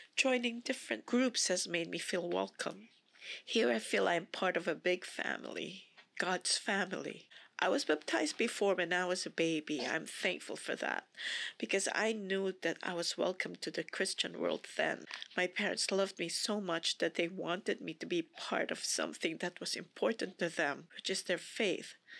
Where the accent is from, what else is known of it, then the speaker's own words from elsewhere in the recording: Philippines; moved away; I was born and raised in the Philippines, which is predominantly a Catholic country